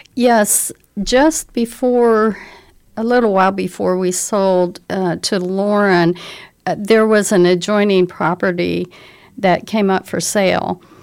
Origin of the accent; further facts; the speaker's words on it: Indianapolis, Indiana, United States; now in Bloomington, United States; I was raised in Indianapolis